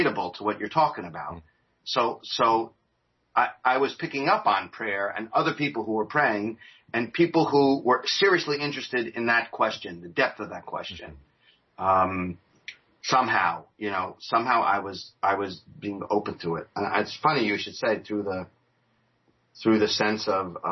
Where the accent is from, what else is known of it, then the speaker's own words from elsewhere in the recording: New York, United States; I'm from New York